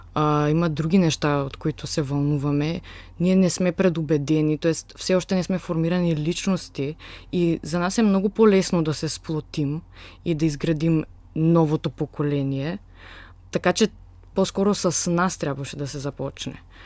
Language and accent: Bulgarian; Skopje, North Macedonia; now in Sofia, Bulgaria; от Скопия съм, от Република Северна Македония